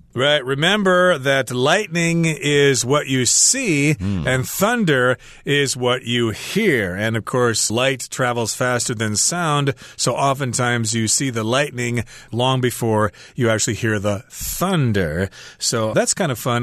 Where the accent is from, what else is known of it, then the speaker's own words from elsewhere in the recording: Midwest USA, United States; moved away; growing up in the Midwest USA